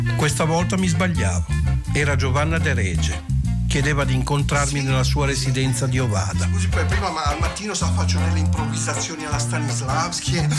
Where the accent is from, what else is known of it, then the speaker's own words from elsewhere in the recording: Genoa, Liguria, Italy; essendo genovesi